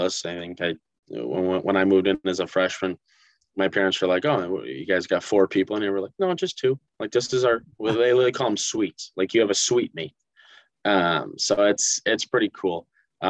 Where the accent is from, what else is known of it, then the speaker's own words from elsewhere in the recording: Northfield, Minnesota, United States; moved away as an adult; now in Mankato, United States; Growing up in Northfield as a Raider